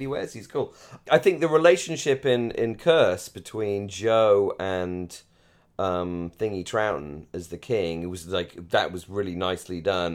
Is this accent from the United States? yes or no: no; United Kingdom; moved away; I'm coming back from, from the home country of both myself and our favorite T V show